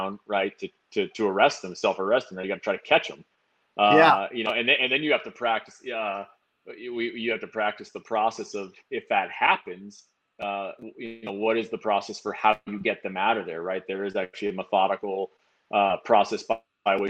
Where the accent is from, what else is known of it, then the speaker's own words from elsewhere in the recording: Woodinville, Washington, United States; also born or lived in Bellingham, Washington / Seattle, Washington; I grew up out in Woodinville, and I went to college up in Bellingham